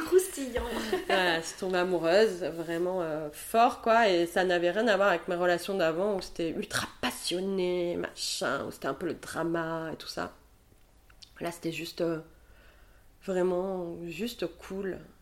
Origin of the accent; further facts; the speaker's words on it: Montpellier, Occitania, France; also born or lived in Paris; now in Bordeaux, France; je suis rentrée à Montpellier donc dans ma ville natale